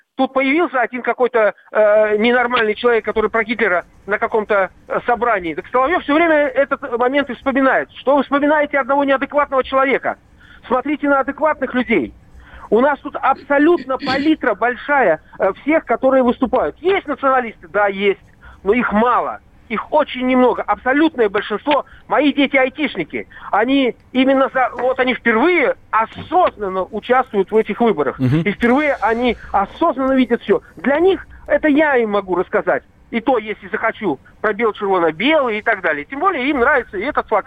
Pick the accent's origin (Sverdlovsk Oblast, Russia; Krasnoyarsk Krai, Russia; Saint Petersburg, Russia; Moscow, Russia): Saint Petersburg, Russia; now in Belarus; Я уроженец Ленинграда